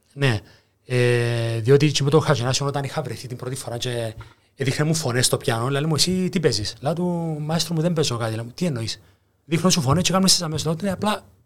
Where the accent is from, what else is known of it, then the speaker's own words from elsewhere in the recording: Cyprus; also born or lived in Greece; επέστρεψα πάνω Κύπρο